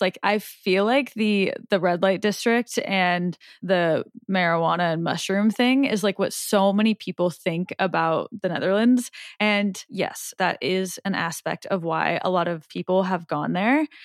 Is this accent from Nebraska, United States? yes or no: yes; Omaha, Nebraska, United States; I'm from Omaha